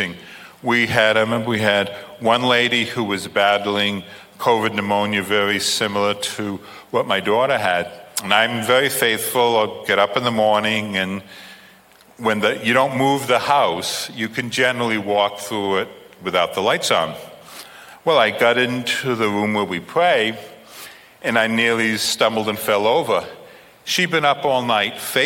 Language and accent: English; England, United Kingdom; I'm an Englishman